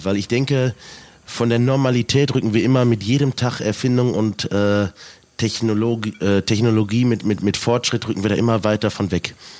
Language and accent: German; Selm, North Rhine-Westphalia, Germany; born or raised there